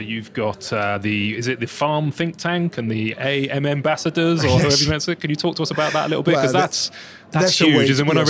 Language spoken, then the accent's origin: English; Bournemouth, South West England, United Kingdom; my hometown of Bournemouth